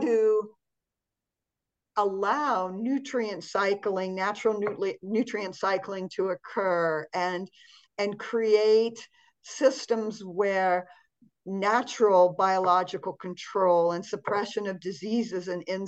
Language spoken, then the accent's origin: English; Montana, United States; I grew up in Montana, which is kind of a cold climate here in the United States.